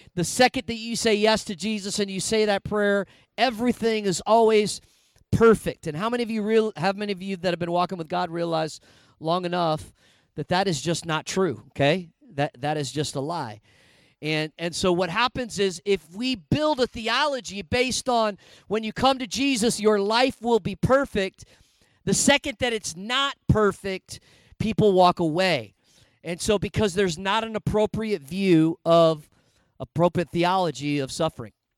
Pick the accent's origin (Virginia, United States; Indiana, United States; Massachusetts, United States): Indiana, United States; moved away as an adult; also born or lived in Minneapolis; I grew up in Indiana, was going to Bible college in Minneapolis